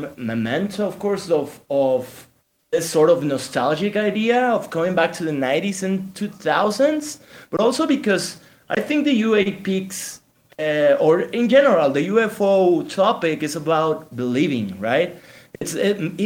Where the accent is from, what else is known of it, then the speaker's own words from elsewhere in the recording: Mexico; We're two guys from Mexico